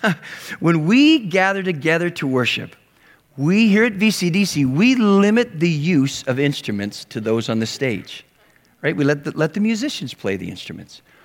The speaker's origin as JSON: {"language": "English", "region": "Western Canada", "country": "Canada", "tie": "born or raised there", "moved": "yes", "said": "I grew up in Western Canada"}